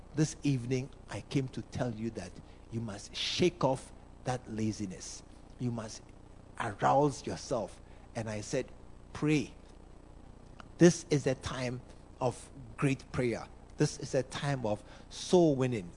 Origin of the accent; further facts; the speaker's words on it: Ghana; I'm a Ghanaian. All Ghanaians, we know football.